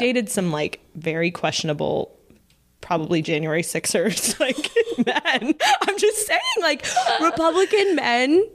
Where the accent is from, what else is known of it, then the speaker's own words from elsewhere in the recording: Dallas, Texas, United States; moved away; we are both from Dallas